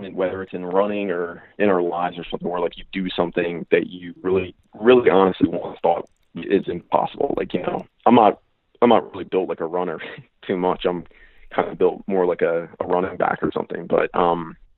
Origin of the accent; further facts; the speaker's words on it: Reading, Pennsylvania, United States; my hometown's actually Reading, Pennsylvania.